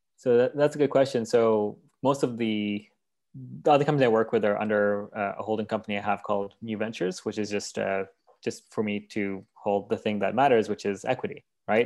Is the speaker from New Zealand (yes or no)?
no; Kenya; moved away; also born or lived in Vancouver, Canada; I was born in Vancouver, but raised in Kenya